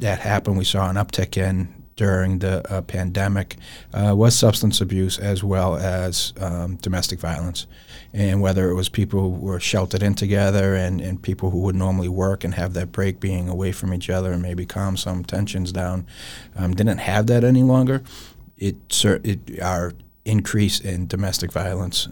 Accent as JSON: {"language": "English", "town": "Lowell", "region": "Massachusetts", "country": "United States", "tie": "born or raised there", "said": "I was born and raised in Lowell, Massachusetts"}